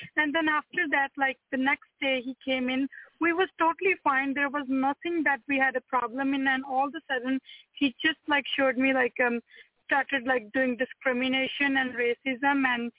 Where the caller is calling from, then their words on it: Manitoba, Canada; And I'm calling from Manitoba.